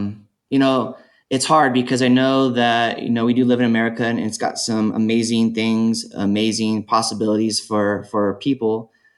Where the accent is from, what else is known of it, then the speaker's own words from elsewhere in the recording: Bloomington, California, United States; I grew up in Bloomington, California. It's next to Rialto, so it's just outside, about 50 miles outside of Los Angeles. So the areas I grew up in does have a pretty large African-American community, Black community in it.